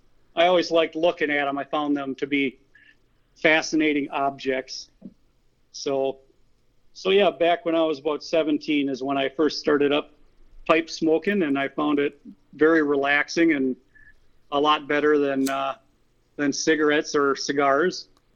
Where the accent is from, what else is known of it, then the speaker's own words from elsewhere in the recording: Spencer, Wisconsin, United States; I grew up in central Wisconsin, down in a little town called Spencer, pretty much right in the middle of the state. It's kind of mostly farm country.